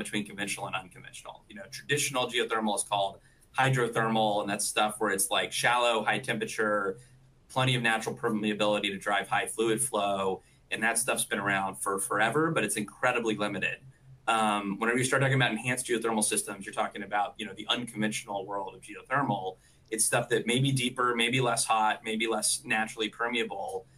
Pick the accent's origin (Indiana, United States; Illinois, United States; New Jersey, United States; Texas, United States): Texas, United States; near Waco; now in Houston, United States; I grew up near Waco and actually went to the same high school as Pat Green